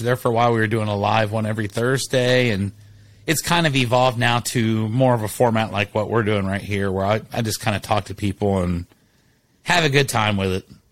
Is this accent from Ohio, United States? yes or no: yes; Columbus, Ohio, United States; now in San Antonio, United States; I was born and raised in Columbus.